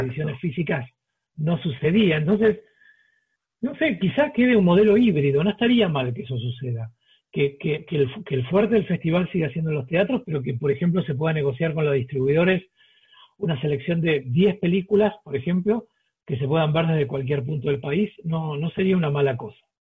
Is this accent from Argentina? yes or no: yes; Argentina; moved away as an adult; now in Colombia; como argentino